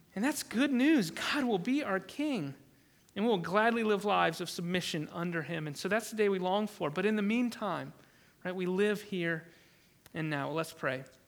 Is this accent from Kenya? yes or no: no; United States; I am thankful as an American.